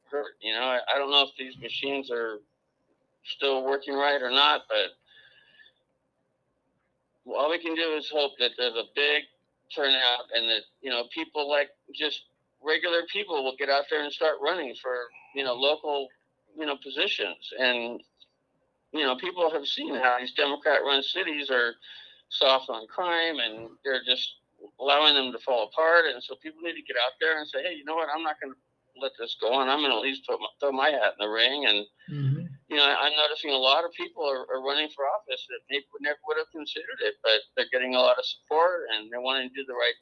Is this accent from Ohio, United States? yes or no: no; California, United States; moved away; I'm from California